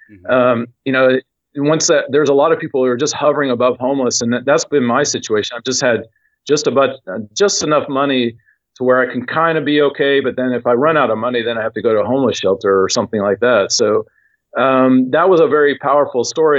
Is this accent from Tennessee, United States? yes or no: yes; Knoxville, Tennessee, United States; Knoxville, Tennessee, which is my hometown.